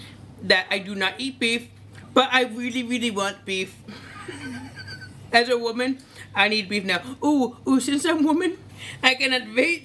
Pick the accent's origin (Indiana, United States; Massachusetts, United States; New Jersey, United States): New Jersey, United States; Edison; I am from New Jersey.